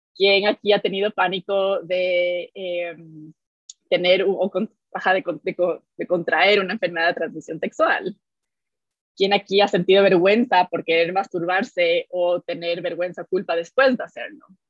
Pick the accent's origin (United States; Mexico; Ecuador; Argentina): Ecuador; nací y crecí en Ecuador